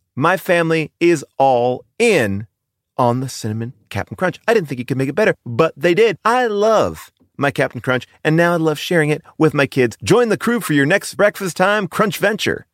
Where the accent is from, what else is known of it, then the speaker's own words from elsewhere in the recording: New York, United States; now in Los Angeles, United States; I grew up on the East Coast. I had an above-the-ground pool. We were not wealthy. Um, and we loved that above the ground pool. We lived in New York